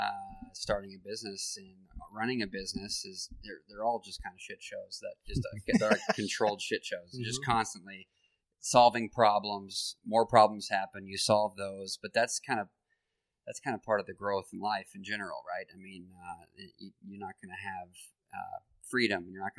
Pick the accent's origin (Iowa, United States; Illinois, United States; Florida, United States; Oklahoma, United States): Iowa, United States; I grew up in Iowa and I live here